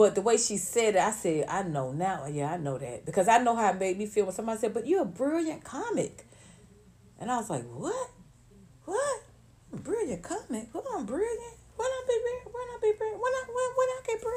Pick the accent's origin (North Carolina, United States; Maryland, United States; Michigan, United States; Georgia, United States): Georgia, United States; Atlanta; moved away as an adult; also born or lived in Los Angeles; I grew up in Atlanta, went to elementary school, high school, college